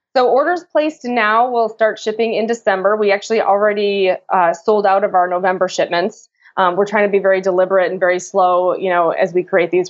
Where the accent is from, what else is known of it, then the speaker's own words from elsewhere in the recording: Chicago, Illinois, United States; I'm from Chicago.